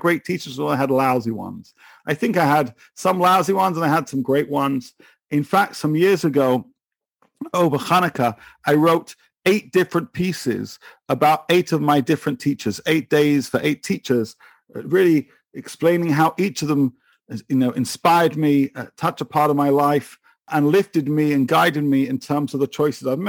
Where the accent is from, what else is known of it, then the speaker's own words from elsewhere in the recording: England, United Kingdom; moved away as an adult; now in Israel; So you can tell from my accent, I'm from a little place called England. I now live in Israel. I moved here 10 years ago.